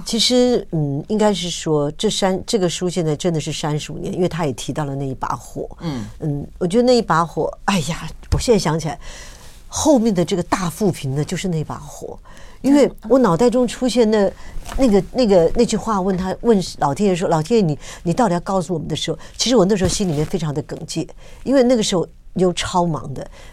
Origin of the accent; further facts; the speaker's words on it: Taiwan; 我们在这个土地上长大